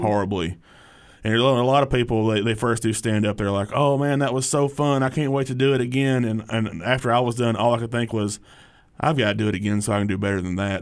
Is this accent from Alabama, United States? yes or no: yes; Hartselle, Alabama, United States; I grew up in Hartsville, Alabama, which is about, oh, thirty minutes south of here down I sixty-five